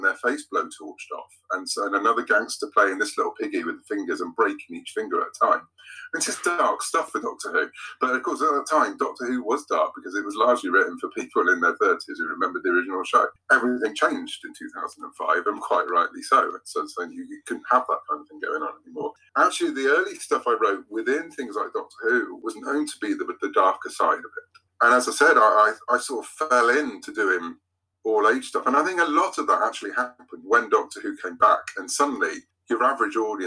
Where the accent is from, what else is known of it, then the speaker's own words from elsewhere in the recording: United Kingdom; I'm British